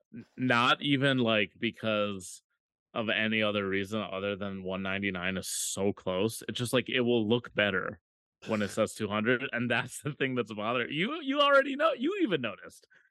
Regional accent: Minneapolis, Minnesota, United States; moved away; Minneapolis is my hometown

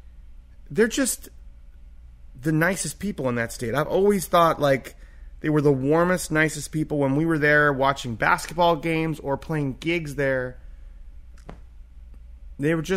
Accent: California, United States; where I grew up in California

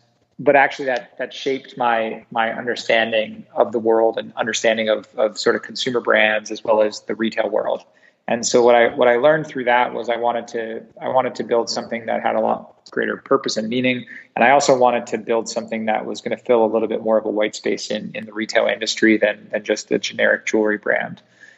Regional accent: Singapore; And I was raised in Southeast Asia, predominantly in Singapore.

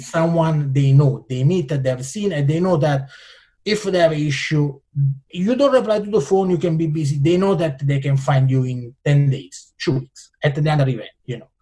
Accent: Italian Switzerland, Ticino, Switzerland; English is a second language; moved away as an adult; now in California, United States; I come from Italian Switzerland. You know, is you know in south of Switzerland, which is north of Italy

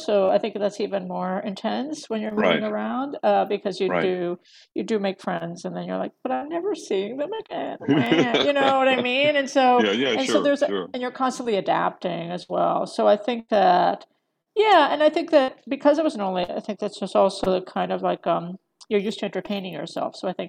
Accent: Eastern Seaboard, United States; also born or lived in Philadelphia / Utah / California; I was born in Philadelphia, grew up mostly along the Eastern Seaboard in New Jersey, Florida, North Carolina. But there was like a stint in Utah for a while, and then there was a long stint in California.

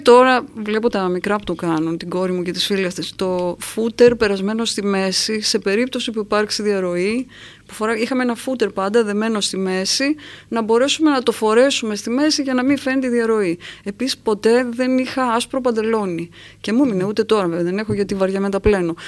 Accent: Kavala, East Macedonia and Thrace, Greece; στην καβάλα και όλες που μεγάλωσα εγώ που ήταν η θάλασσα

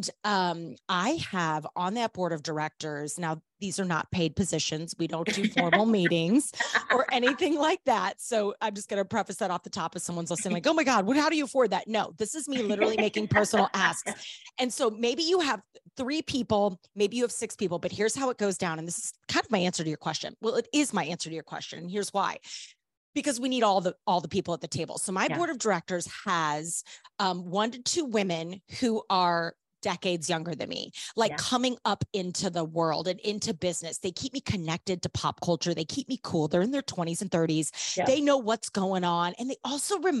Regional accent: St. Louis, Missouri, United States; I'm born and raised in St. Louis, Missouri

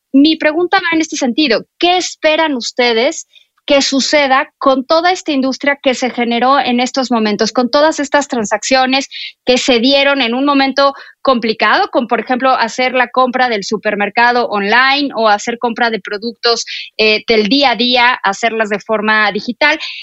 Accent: Mexico

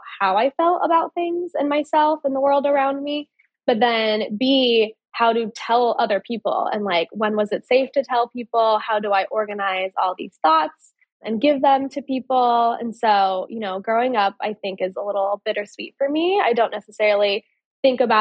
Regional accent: Indiana, United States; moved away; also born or lived in Wisconsin; My villain origin story starts in Indiana. So I grew up in the Midwest

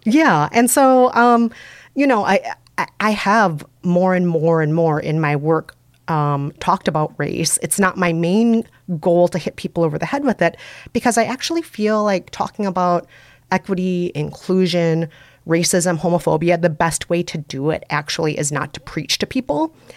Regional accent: Minnesota, United States; accent: Minnesota; I'm from Minnesota, so I have a Minnesota accent

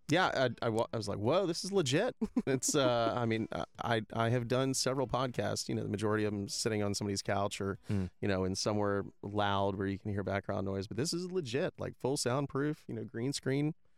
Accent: Tampa, Florida, United States; moved away as an adult; also born or lived in Ohio; now in Lakeland, United States; I'm I'm not originally from Lakeland. I'm I'm from Tampa

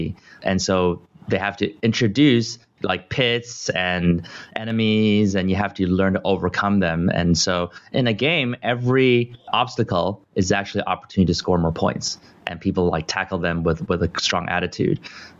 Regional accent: California, United States; also born or lived in Taiwan; I was born in Taiwan and I was little. I lived here for 5 years, so have some relatives and people I still remember. But I think the U.S. and specifically California is my core home.

